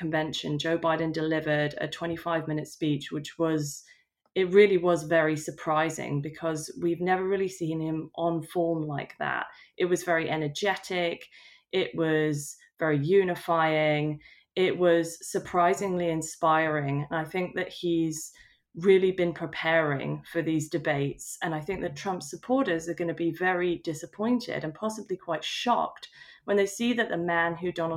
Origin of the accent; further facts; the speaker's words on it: United Kingdom; as a British person